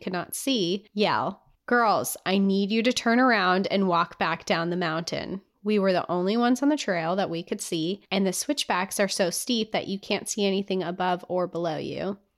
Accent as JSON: {"language": "English", "region": "Utah", "country": "United States", "tie": "born or raised there", "said": "I was born and raised in Utah, just 3 or 4 hours away from the Big Five. I grew up going to national parks."}